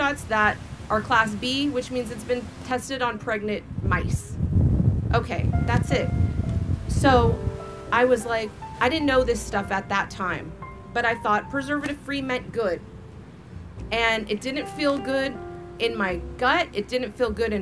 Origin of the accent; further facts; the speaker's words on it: California, United States; I'm from California, where we have the strictest vaccine laws in the nation